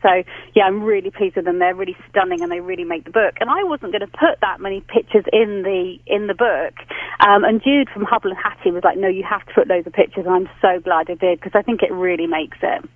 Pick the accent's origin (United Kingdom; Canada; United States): United Kingdom; England; now in London, United Kingdom; I'm being typically English today.